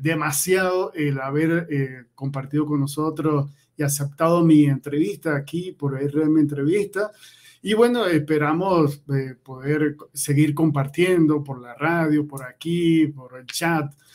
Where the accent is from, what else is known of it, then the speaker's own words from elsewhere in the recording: Maracaibo, Zulia, Venezuela; yo también soy maracucho.